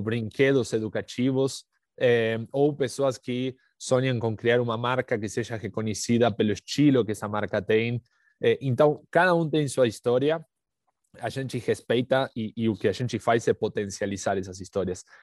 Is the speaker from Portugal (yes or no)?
no; Argentina; Portuguese is a second language; moved away as an adult; now in São Paulo, Brazil; já pelo sotaque dá para perceber que não, que não sou do Brasil. É, eh, sou, sou, argentino, mas moro aqui em São Paulo há uns oito anos.